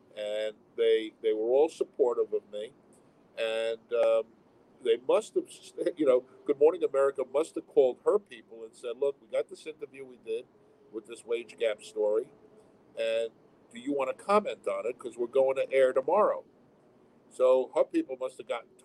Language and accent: English; New York City, New York, United States; I'm from Brooklyn